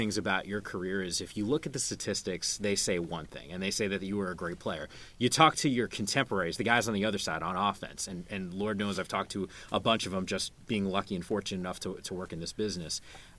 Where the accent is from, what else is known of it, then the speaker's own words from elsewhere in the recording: New York, New Jersey, Northeast, United States; I grew up in the Northeast, New York, New Jersey.